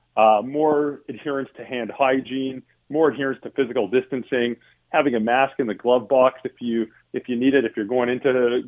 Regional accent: Calgary, Alberta, Canada; now in Toronto, Canada; I'm from Calgary originally

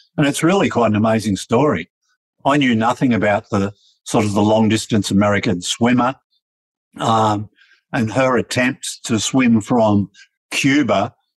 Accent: Melbourne, Victoria, Australia; I grew up in Melbourne, and every suburb used to have its own cinema, you know.

